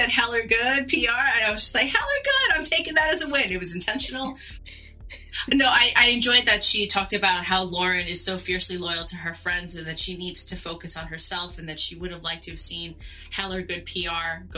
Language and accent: English; New York City, New York, United States; also born or lived in Long Island; being a New Yorker